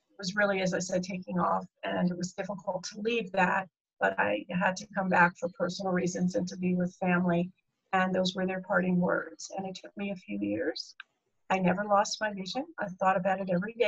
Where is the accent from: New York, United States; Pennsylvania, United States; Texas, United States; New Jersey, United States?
New Jersey, United States; moved away; also born or lived in California; I am from New Jersey originally, my roots.